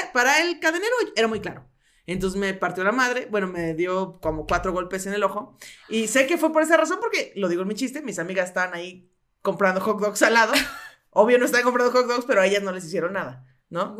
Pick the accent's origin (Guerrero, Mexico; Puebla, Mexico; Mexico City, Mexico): Mexico City, Mexico; also born or lived in Coacalco, State of Mexico; viví mucho tiempo en, la, en el sur, sur de las, o sea, por donde está la salida a Cuernavaca, ahí viví